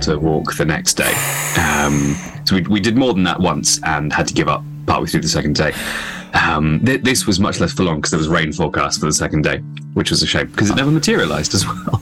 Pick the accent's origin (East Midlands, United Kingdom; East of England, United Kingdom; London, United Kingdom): London, United Kingdom; as a Londoner